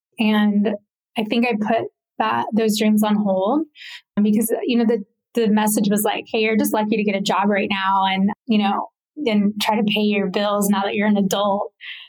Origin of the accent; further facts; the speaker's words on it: the South, United States; And that was a little different from how I grew up. I grew up in the South.